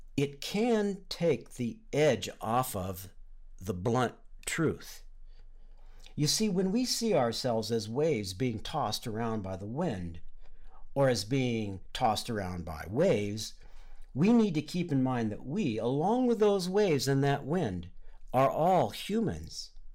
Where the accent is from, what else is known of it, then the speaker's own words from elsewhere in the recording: Southern California, United States; I grew up in Southern California, near the ocean